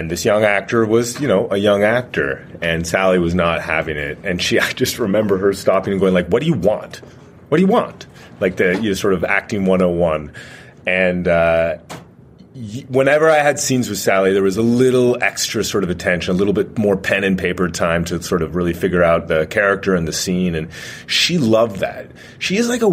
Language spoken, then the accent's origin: English; Canada; I'm Canadian